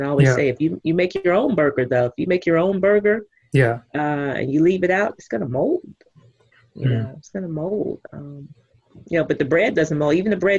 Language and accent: English; Texas, United States; I'm from Texas.